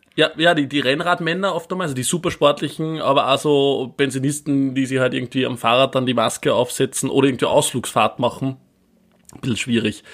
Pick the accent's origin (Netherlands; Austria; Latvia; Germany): Austria; Bei uns in Österreich